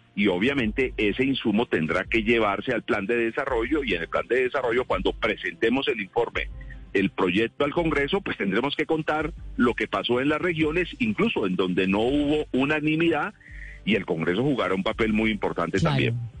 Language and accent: Spanish; northern Cauca, Colombia; en mi tierra, allá en el norte del Cauca